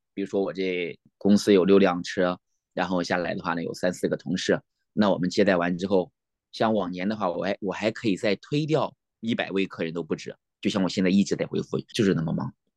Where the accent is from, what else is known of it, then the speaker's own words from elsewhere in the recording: Nanyang, Henan, China; moved away as an adult; now in Alaska, United States; 我老家是河南南阳